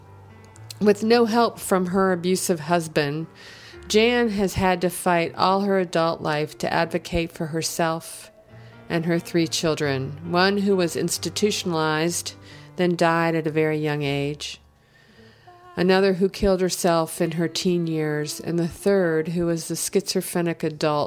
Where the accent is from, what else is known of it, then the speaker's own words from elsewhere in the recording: New Jersey, United States; I grew up in South Jersey